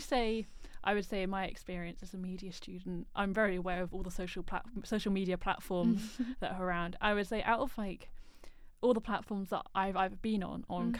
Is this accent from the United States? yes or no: no; United Kingdom; first language English; as a British person coming from a privileged background